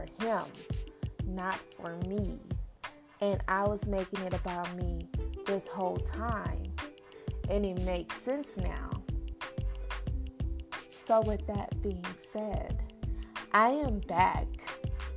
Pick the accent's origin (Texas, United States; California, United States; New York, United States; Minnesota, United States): Texas, United States; Lubbock; also born or lived in Midland, Texas; now in Dallas, United States; I am from West Texas